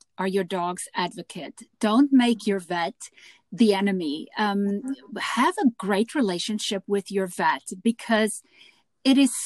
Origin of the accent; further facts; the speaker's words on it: South Africa; growing up in South Africa